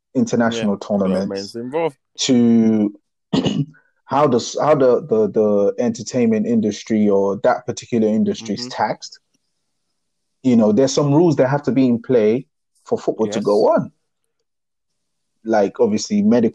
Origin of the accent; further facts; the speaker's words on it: Nigeria; when I was growing up in Nigeria